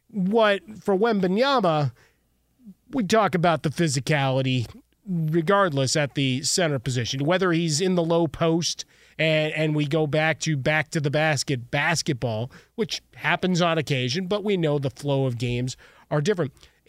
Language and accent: English; Chicago, Illinois, United States; We've celebrated a huge anniversary from my hometown of Chicago.